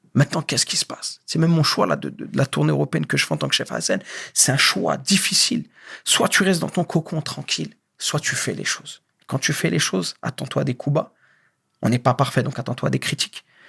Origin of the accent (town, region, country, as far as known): France; born or raised there; moved away as an adult; also born or lived in Algeria; now in Morocco